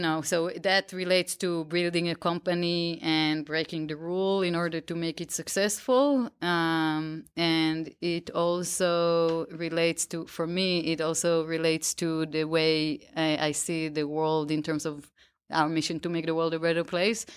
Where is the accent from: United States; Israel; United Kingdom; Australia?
Israel; outside of Tel Aviv, Tel Aviv District; I grew up right outside of Tel Aviv